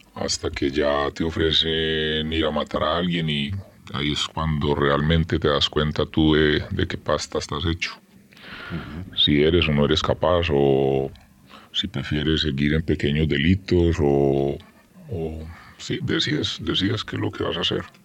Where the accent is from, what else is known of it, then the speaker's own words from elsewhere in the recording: Armenia, Quindío, Colombia; Soy de una ciudad que se llama Armenia